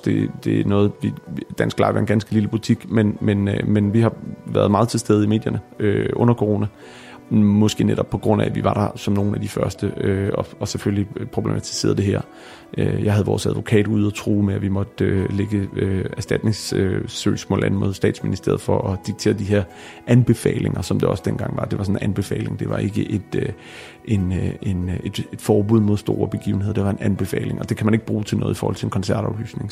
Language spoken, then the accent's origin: Danish; Bornholm, Capital Region of Denmark, Denmark; now in Copenhagen, Denmark; på Bornholm, hvor jeg er fra